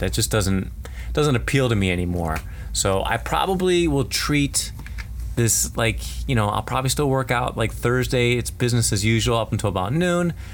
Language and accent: English; United States; it's tough being American